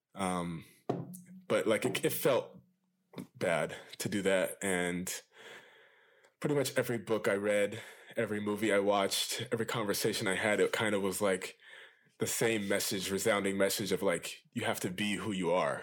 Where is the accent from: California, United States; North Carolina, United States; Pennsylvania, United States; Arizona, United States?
California, United States; Loma Linda; I grew up in this town called Loma Linda. It's in California